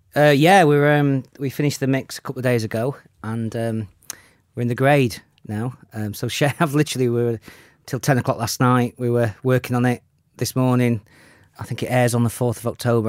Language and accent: English; Sheffield, Yorkshire and the Humber, United Kingdom; in Sheffield, yeah, my hometown